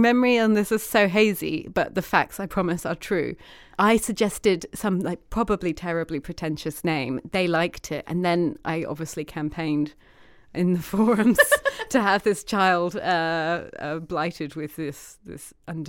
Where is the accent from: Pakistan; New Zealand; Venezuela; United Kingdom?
New Zealand; oh, I'm 15 from New Zealand.